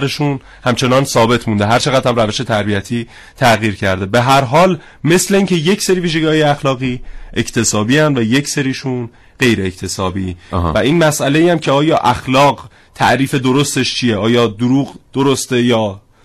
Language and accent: Persian; Iran; first language Persian; بتونم به زبان فارسی تکلم کنم و این زبان مادریم رو بتونم باهاش صحبت بکنم